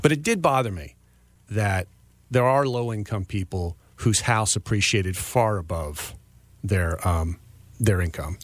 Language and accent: English; Frederick County, Maryland, United States; I was born and raised in Frederick County.